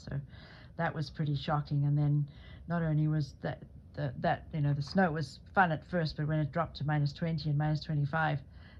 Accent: Zimbabwe; people assumed, because I came from Africa, that I hadn't had a very good education.

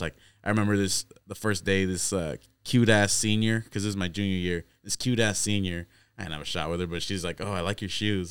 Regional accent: Corning, United States; we come from Corning, bro. That's the smallest town

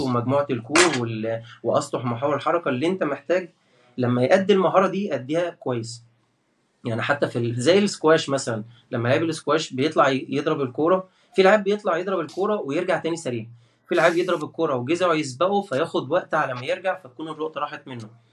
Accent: Port Said Governorate, Egypt; من بورسعيد وده شرف لي ان انا من بورسعيد

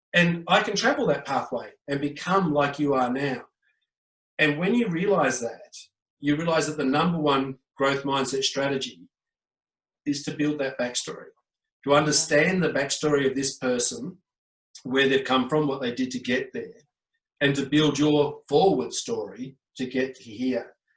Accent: Australia; I am Australian

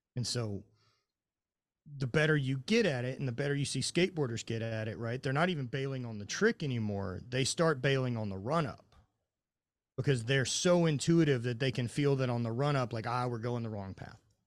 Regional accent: Louisiana, United States; I'm from Louisiana

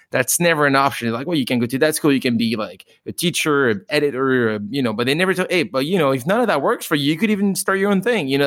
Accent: France; So I'm not technically from Paris, but I am French, mom and dad, and uh, I actually um, moved to Paris, so to speak, uh, later in my life.

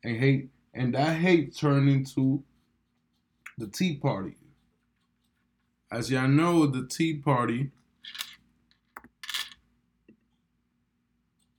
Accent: New York, United States; I'm a New Yorker. So as a New Yorker

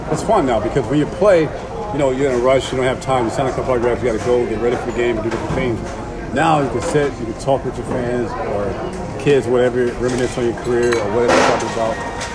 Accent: New York, United States; Me personally, obviously, I'm a New Yorker. I'm a Met at heart, but I pull for all the New York teams.

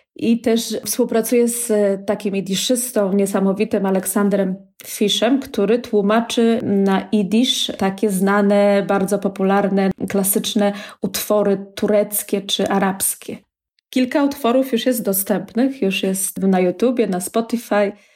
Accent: Warsaw, Masovian Voivodeship, Poland; moved away as an adult; now in Israel; jestem z Warszawy i całe życie właśnie spędziłam w mieście

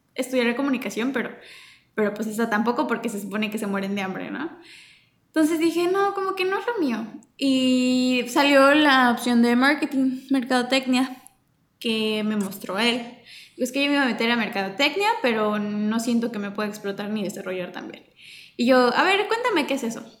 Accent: Mexico; como diría yo como cultura mexicana

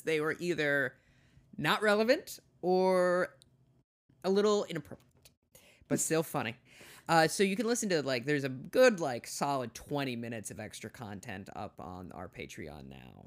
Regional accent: South Dakota, United States; I'm from South Dakota

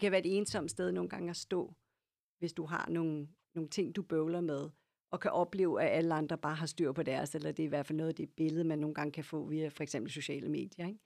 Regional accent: Lyngby, Capital Region of Denmark, Denmark; also born or lived in Copenhagen / Herlev; now in Ølstykke, Denmark; jeg voksede op i Lyngby, sådan ja. nord for København

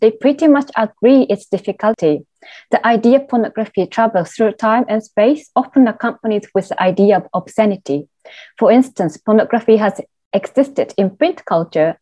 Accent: Tokyo, Japan; moved away as an adult; now in London, United Kingdom; having born and raised in Tokyo

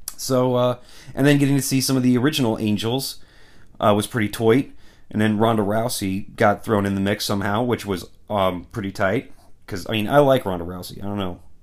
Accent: United States; I'm an American

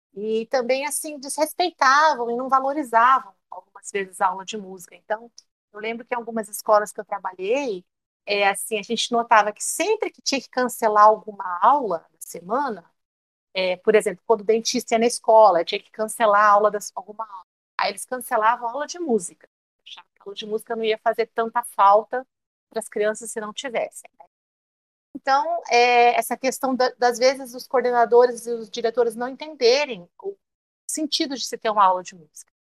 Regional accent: São Paulo, Brazil; moved away as an adult; now in Cuiabá, Brazil; eu dava aula de educação musical lá em São Paulo, a cidade onde eu nasci

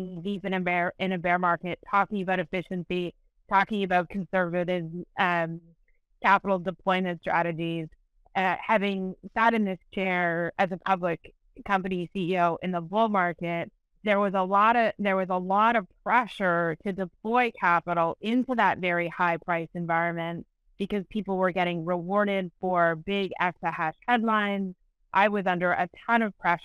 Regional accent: Canada; I'm a Canadian

